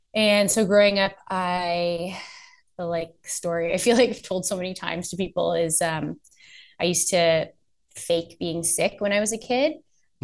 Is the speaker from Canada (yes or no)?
yes; Oakville, Ontario, Canada; also born or lived in Nova Scotia / Los Angeles; now in Toronto, Canada; I was born in um, Toronto. Grew up just outside of Toronto in Oakville